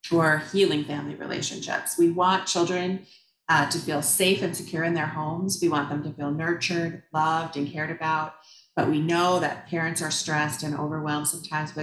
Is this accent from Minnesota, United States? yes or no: yes; Shoreview, Minnesota, United States; moved away as an adult; also born or lived in Dayton, Minnesota / Otsego, Minnesota; now in Elk River, United States; I grew up in Shoreview, Minnesota, actually, so not too far away